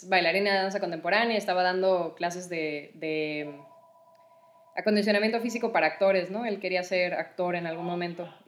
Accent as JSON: {"language": "Spanish", "country": "Mexico", "also_born_or_lived": "Costa Rica", "said": "pues yo soy, soy mexicana y costarricense. Tengo dos nacionalidades."}